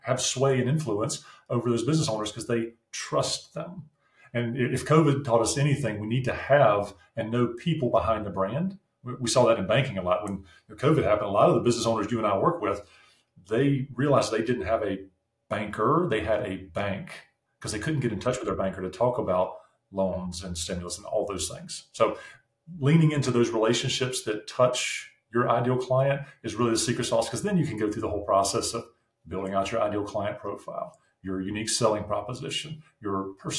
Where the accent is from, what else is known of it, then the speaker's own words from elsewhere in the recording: North Carolina, United States; accent: southern; also born or lived in New Jersey; now in Ohio, United States; Like, I'm not from Ohio, but I live here now. But I'm from North Carolina.